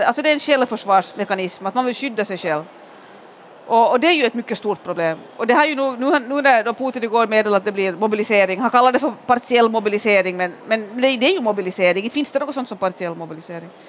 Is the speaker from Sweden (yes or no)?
no; Pargas, Southwest Finland, Finland; moved away; i Pargas i sydvästra Finland där, där jag är född och där jag alltid är på somrarna